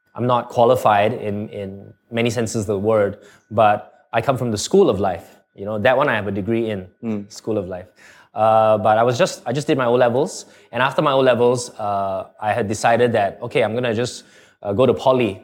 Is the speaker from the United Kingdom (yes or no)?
no; Singapore; accent: Canadian; also born or lived in Canada; at about seven months, I went to Canada and stayed there all the way up to nine years old. And then I, then we came back to Singapore